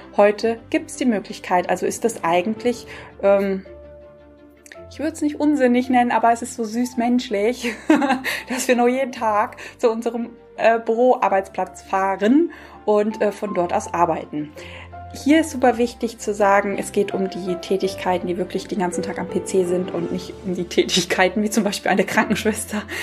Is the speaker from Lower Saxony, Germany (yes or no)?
no; near Frankfurt, Hesse, Germany; ich komme ja aus der Nähe von Frankfurt